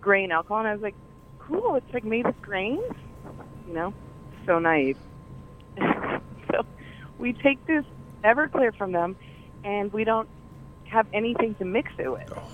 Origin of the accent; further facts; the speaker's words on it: Colorado, United States; moved away; I'm from Colorado.